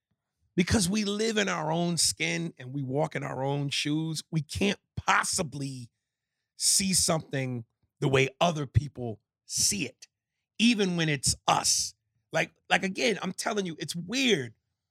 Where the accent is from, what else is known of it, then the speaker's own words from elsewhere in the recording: New York, United States; I'm from the New York.